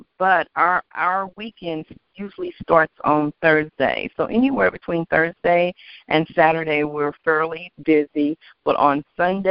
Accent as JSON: {"language": "English", "region": "Kentucky", "country": "United States", "said": "I'm from Kentucky"}